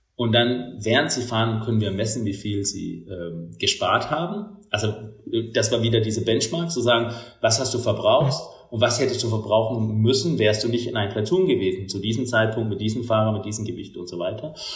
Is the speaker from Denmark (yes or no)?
yes; Denmark; German is a second language; moved away as an adult; now in Germany; ich bin gebürtiger Däne, das hört man vielleicht auch manchmal.